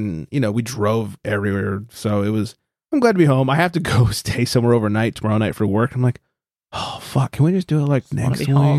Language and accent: English; California, United States; we're from California